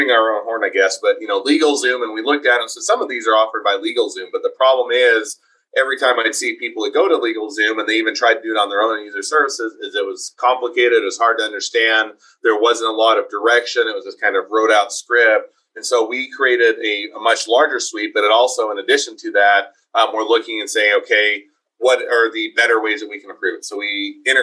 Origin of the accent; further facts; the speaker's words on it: Utah, United States; also born or lived in Taiwan / Cleveland, Ohio / Ogden, Utah; I was originally from Utah. I'm back in Utah most of my life, with the exception of lived in Taiwan for a couple of years and went to school in Cleveland for graduate school